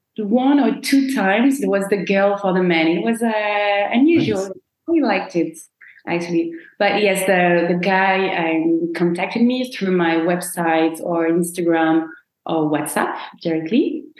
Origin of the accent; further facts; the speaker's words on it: Rennes, Brittany, France; English is a second language; now in Paris, France; I was born in Rennes, which is in Brittany. It's 4 hours by car from Paris.